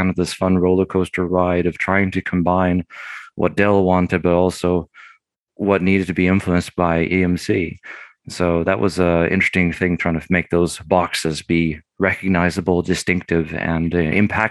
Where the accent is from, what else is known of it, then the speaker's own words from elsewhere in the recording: England, United Kingdom; moved away as an adult; also born or lived in Sweden; now in Austin, United States; Originally, I'm from Sweden and lived there for the first 9 years of my life and then lived 14 years in England.